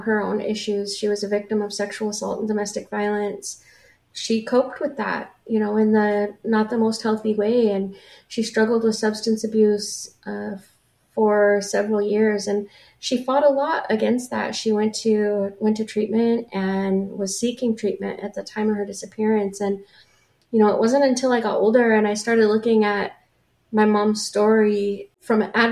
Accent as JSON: {"language": "English", "town": "La Grande", "region": "Oregon", "country": "United States", "tie": "born or raised there", "also_born_or_lived": "Olympia, Washington", "moved": "as an adult", "said": "my hometown where I grew up in La Grande, Oregon"}